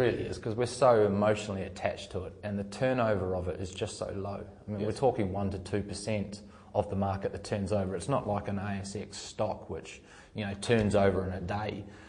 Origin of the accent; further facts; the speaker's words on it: New Zealand; As a Kiwi, I can understand.